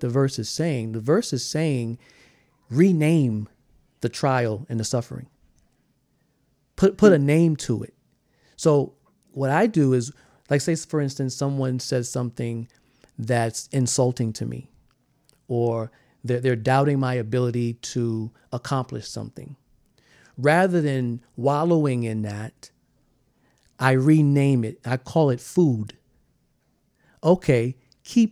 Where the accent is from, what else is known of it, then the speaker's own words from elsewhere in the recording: South Carolina, United States; also born or lived in Maryland / New York; now in Los Angeles, United States; I'm from South Carolina